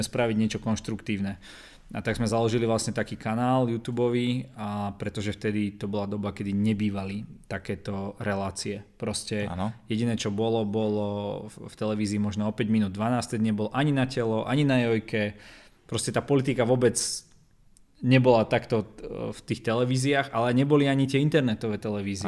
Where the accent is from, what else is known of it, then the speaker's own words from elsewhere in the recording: Trenčín, Trenčín Region, Slovakia; som z Trenčína